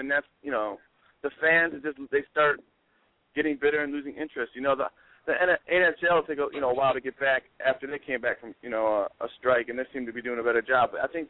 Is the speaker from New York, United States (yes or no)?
no; Chicago, Illinois, United States; I'm from Chicago, bro.